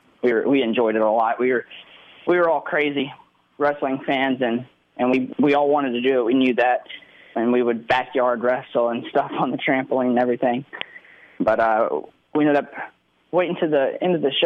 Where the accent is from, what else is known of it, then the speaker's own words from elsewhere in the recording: Olive Branch, Mississippi, United States; a stadium in my hometown